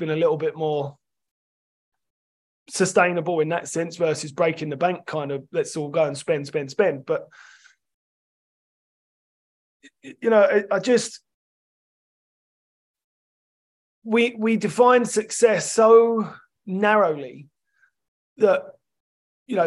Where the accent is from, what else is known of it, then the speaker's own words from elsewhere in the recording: London, United Kingdom; I grew up in London, I'm a Chelsea fan